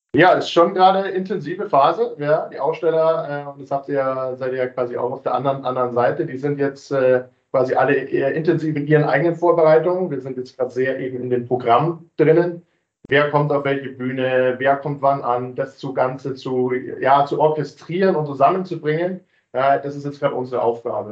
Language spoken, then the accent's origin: German; Munich, Bavaria, Germany; Ich bin tatsächlich gebürtiger Münchner